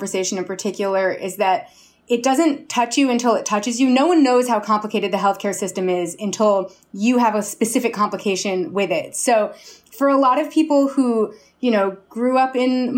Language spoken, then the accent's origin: English; New York City, New York, United States; I grew up in Chelsea